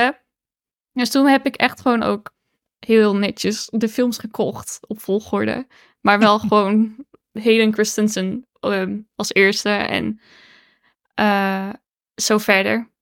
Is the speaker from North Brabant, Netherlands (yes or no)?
yes; Roosendaal, North Brabant, Netherlands; moved away; ik kom uit Roosendaal. Dat is Brabant, maar ik woon daar niet meer ondertussen.